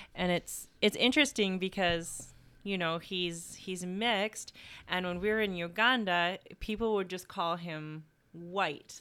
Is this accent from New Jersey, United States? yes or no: no; Carthage, New York, United States; I'm originally from Carthage, New York. And yeah, grew up in a small town, loved it so much